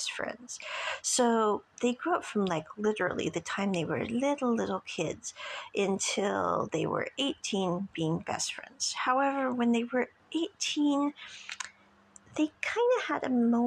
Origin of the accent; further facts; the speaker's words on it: Midwest, United States; I'm from the Midwest in the States